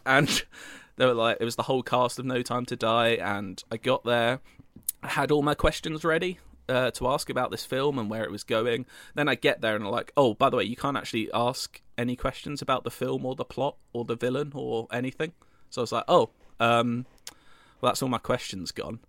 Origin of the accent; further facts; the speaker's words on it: United Kingdom; I'm British